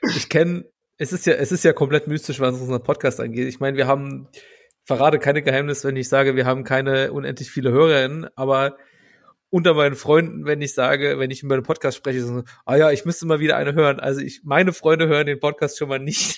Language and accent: German; Saarbrücken, Saarland, Germany; ich bin in Saarbrücken geboren